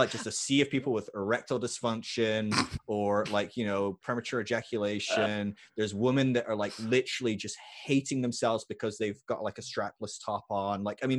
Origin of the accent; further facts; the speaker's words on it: Scotland, United Kingdom; I'm a Scot as well, so.